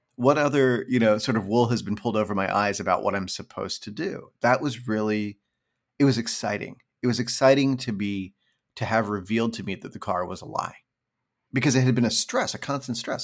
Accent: Pennsylvania, United States; also born or lived in California; now in New York, United States; I grew up in suburban rural Pennsylvania

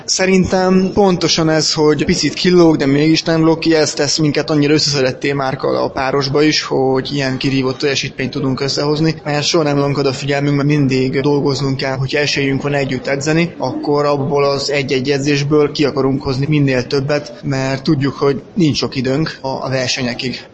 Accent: Szeged, Csongrád-Csanád, Hungary; Főleg, hogy igazi Szegedinek mondhatom magam

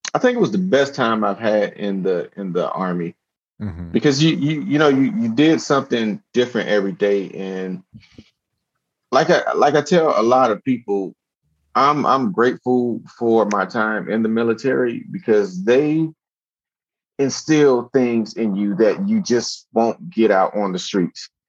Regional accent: Miami, Florida, United States; I grew up in Miami, Florida.

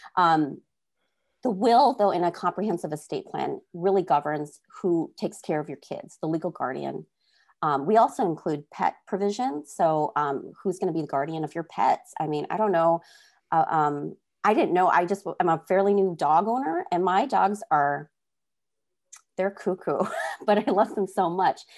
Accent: North Dakota, United States; we grew up in North Dakota and met each other in orchestra

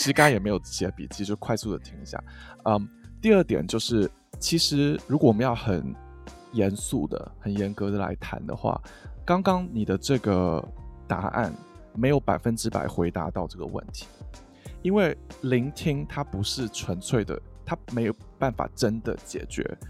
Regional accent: Taiwan; 因为我自己也是在台湾长大的的人

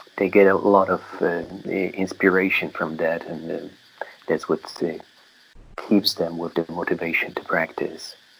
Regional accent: Poland; moved away as an adult; now in Myanmar; community of lay practitioners in my hometown in Poland

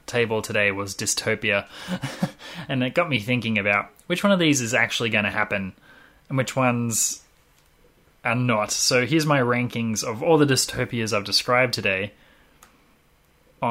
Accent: Australia; We're Australian.

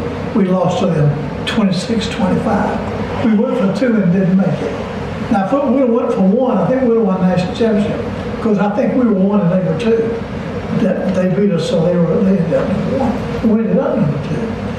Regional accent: Alabama, United States; We liked Florida because we were raised in Alabama, coached in Georgia.

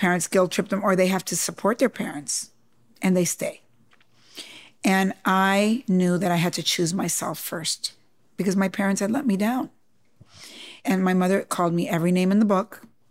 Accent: Cuba; accent: New York; I said, no, I'm Latina, you know, I'm Cuban.

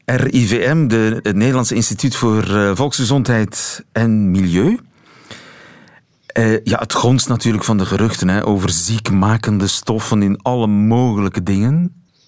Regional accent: East Flanders, Belgium; ik kom uit Oost-Vlaanderen

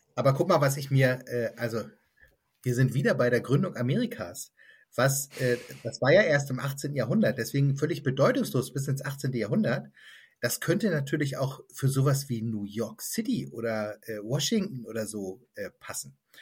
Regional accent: Lübeck, Schleswig-Holstein, Germany; moved away as an adult; now in Southern Brandenburg, Germany; ich komme aus einer Stadt, ich komme aus Lübeck

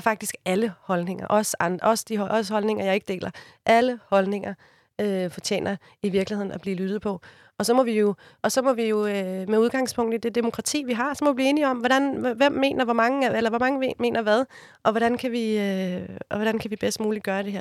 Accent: Copenhagen, Capital Region of Denmark, Denmark; Jeg er fra Amager

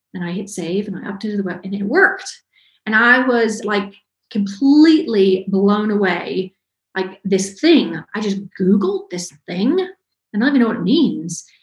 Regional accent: Ellijay, Georgia, United States; I'm from a very small town in North Georgia. It's called Ellijay. Um, tiny, tiny little town grew up there, kind of born and raised in Georgia.

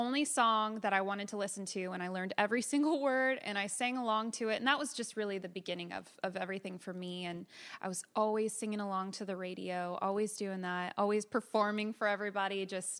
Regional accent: California, United States; also born or lived in Florida / Marietta, Georgia; So we moved. I was born in Florida, and then we lived in Marietta, Georgia until I was five. And then we moved to California.

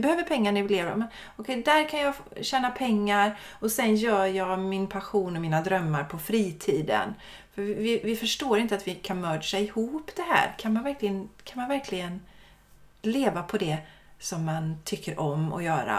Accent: Sweden; vi svenskar

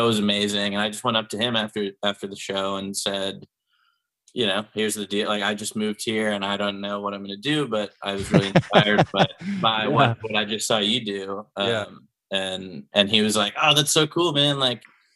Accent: Pittsburgh, Pennsylvania, United States; moved away as an adult; now in Austin, United States; I grew up in Pennsylvania. I'm from Pittsburgh.

